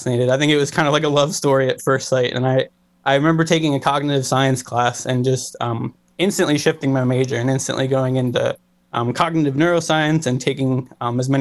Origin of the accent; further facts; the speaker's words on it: Cleveland, Ohio, United States; I was born and raised in Ohio. I grew up in Cleveland